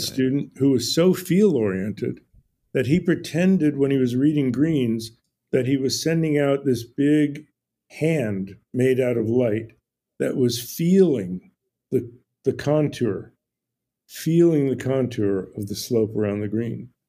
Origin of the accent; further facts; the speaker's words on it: New Jersey, United States; now in Ojai, United States; I grew up in New Jersey